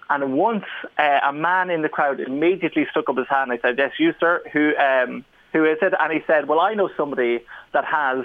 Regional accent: Ireland; I'm Irish

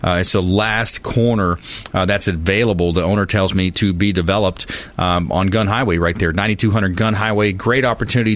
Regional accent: South Florida, United States; I grew up in South Florida on a river

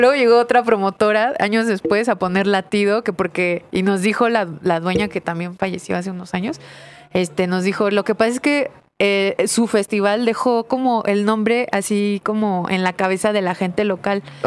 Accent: Mexico

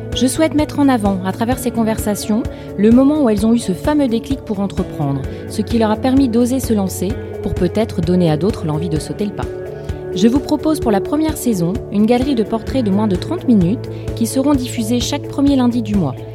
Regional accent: Lille, Hauts-de-France, France; Je suis lilloise

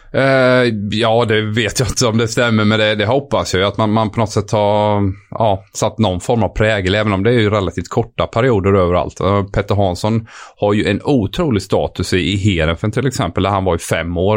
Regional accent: Sweden; moved away as an adult; also born or lived in France / England; som svensk kille

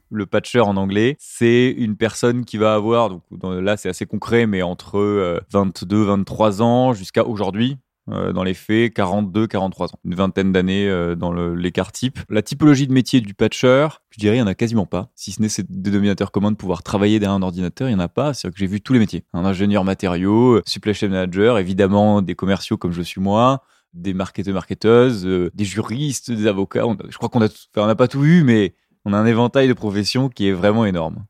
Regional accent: Arcachon Basin, Nouvelle-Aquitaine, France; moved away; Je suis originaire du bassin d'Arcachon

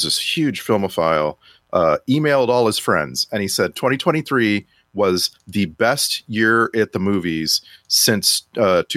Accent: Texas, United States; I grew up in Texas

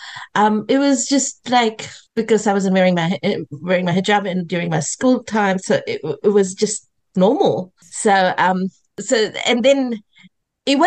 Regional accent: New Zealand; moved away as an adult; now in Australia; I grew up in New Zealand. I've had all my schooling in New Zealand

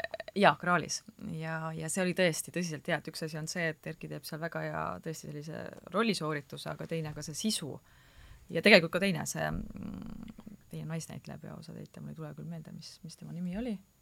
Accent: Türi, Järva County, Estonia; ka Türilt

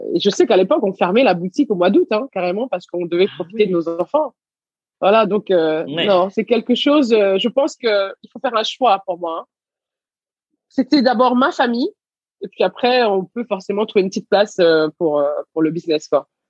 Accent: Garges-lès-Gonesse, Île-de-France, France; also born or lived in Senegal / Levallois-Perret; j'ai grandi à Gargigonès

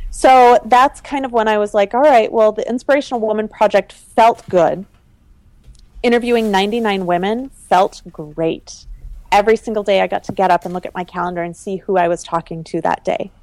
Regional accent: Minnesota, United States; moved away as an adult; also born or lived in Italy / Seattle; I grew up in the Midwest. I almost stayed in Minnesota

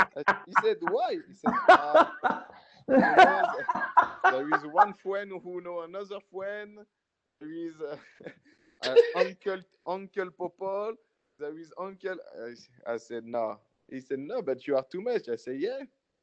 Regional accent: Cameroon; I say, I know, man. That's why we're from Cameroon, man.

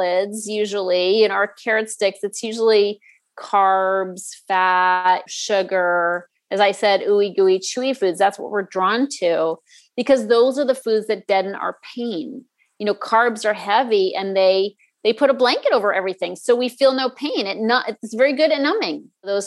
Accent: Northeast, United States; I grew up in the Northeast

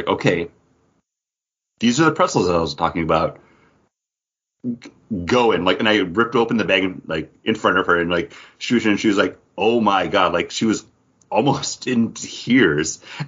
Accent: United States; I mean, I'm an American, right?

